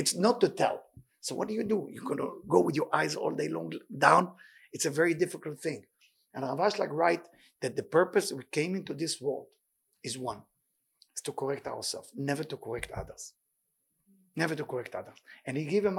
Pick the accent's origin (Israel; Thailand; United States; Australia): Israel; moved away; I grew up in Israel